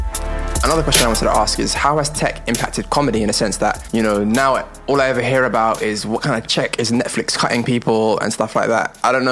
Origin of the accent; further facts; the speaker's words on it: United Kingdom; We're British.